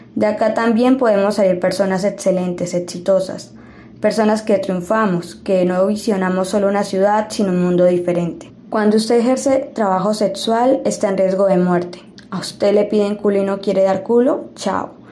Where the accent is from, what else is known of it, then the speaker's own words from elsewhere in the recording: Medellín, Antioquia, Colombia; mi comuna, la comuna 1 popular. Hoy me siento orgulloso de donde soy